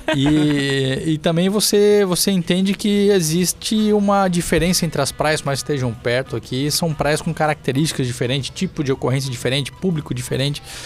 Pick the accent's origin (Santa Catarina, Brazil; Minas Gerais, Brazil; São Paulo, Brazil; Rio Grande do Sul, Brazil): Santa Catarina, Brazil; Balneário Camboriú; also born or lived in Itajaí; eu nasci aqui, eu nasci em Itajaí, mas morei minha vida inteira em Balneário Camboriú